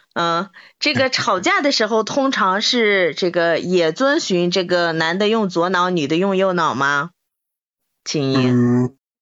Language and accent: Chinese; Inner Mongolia, China; 我们内蒙人